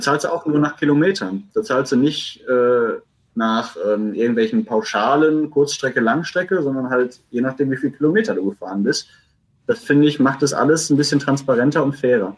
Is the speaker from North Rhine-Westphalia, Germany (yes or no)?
yes; Essen, North Rhine-Westphalia, Germany; ich als Essener